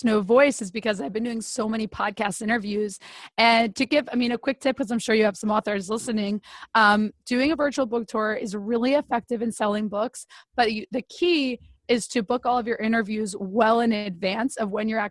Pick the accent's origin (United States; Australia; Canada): United States; Northeast; I'm from the Northeast where we talk really fast